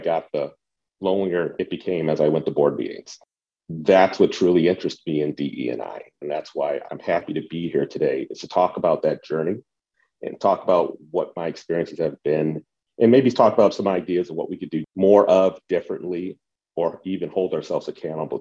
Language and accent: English; Cleveland, Ohio, United States; I grew up in the Cleveland area